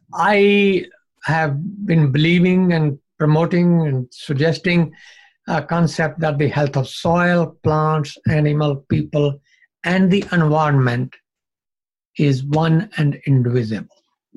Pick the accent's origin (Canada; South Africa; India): India; Punjab; You know, I grew up in Punjab, even the Pakistan side of Punjab.